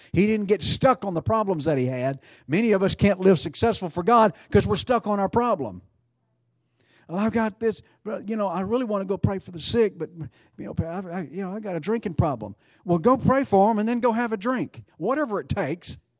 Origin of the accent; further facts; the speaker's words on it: Alvord, Texas, United States; my hometown, Alvord. Population one thousand and five